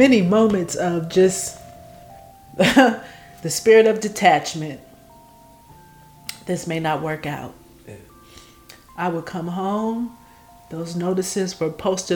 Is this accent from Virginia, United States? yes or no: no; Oakland, California, United States; I'm from Oakland